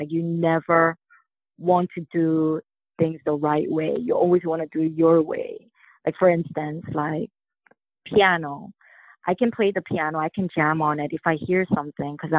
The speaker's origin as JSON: {"language": "English", "region": "Hawaii", "country": "United States", "tie": "born or raised there", "said": "growing up in Hawaii"}